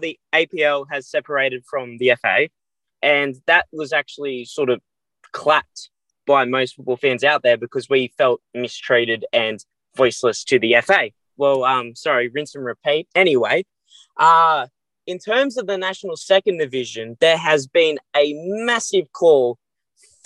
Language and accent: English; Newcastle, New South Wales, Australia; My club, my hometown club in Newcastle, Dudley Redhead United